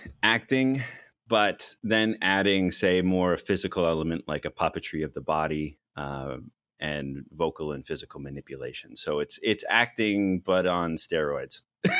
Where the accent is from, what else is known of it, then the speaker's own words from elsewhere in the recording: Lake Louise, Alberta, Canada; also born or lived in Athens, Greece; I was born in Athens, Greece, and I grew up in a lot of places, but majority in the Rocky Mountains, Lake Louise, Alberta area.